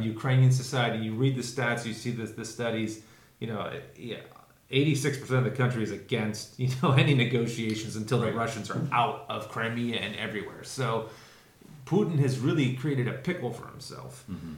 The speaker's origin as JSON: {"language": "English", "country": "Canada", "said": "being of Canadian, you know, nationality and going to Canada myself and studying at seminary with you in Canada"}